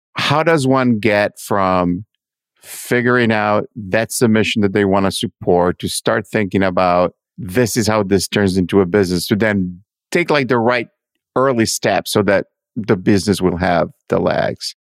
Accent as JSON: {"language": "English", "town": "Milan", "region": "Lombardy", "country": "Italy", "said": "I'm from Milano."}